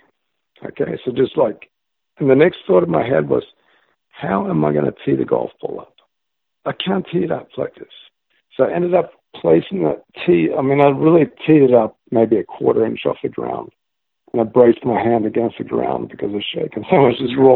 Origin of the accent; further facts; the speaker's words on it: Australia; growing up in Australia